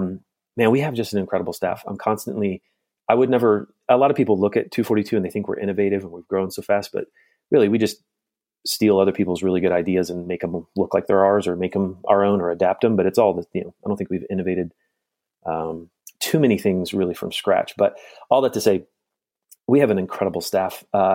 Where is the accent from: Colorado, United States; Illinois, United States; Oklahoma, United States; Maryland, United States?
Colorado, United States; moved away as an adult; now in Michigan, United States; we moved from Colorado, where I'm from, to Michigan to be near my wife's family and just kind of start over.